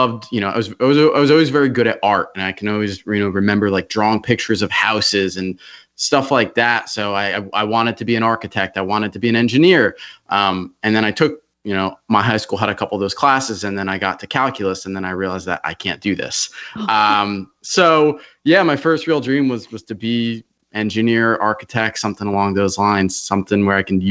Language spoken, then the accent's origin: English; Wall, New Jersey, United States; also born or lived in Brick, New Jersey; now in Charleston, United States; I grew up north in New Jersey, right central Jersey